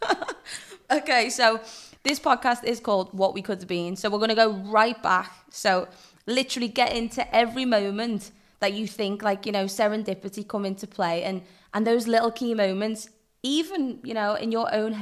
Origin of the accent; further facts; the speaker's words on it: Liverpool, North West England, United Kingdom; I'm Scouser